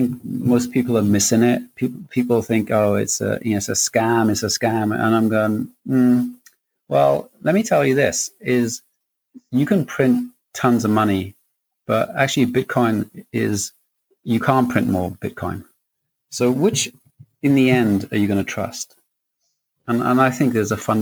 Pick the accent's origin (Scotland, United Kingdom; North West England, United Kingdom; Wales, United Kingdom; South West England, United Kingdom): Wales, United Kingdom; growing up in Wales is, you know, you come out of school and you don't leave school with a great deal